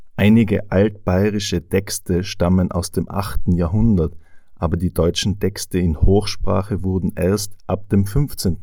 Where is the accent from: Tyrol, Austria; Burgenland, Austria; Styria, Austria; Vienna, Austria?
Tyrol, Austria; accent: Tyrolean; Ich zum Beispiel bin aus Tirol und ich spreche mit meinen Freunden und mit meiner Familie einen Tiroler Akzent und Dialekt